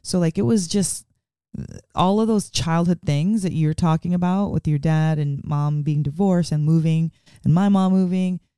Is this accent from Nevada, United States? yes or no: yes; Las Vegas, Nevada, United States; moved away as an adult; also born or lived in Bronx, New York; now in Portland, United States; I was born in the Bronx, but um, I'm from Vegas. I grew up in Vegas